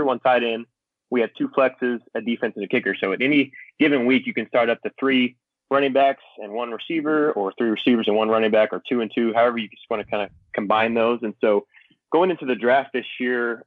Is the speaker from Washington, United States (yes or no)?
no; a city north of Dallas, Texas, United States; also born or lived in Oklahoma City; I'm from a city north of Dallas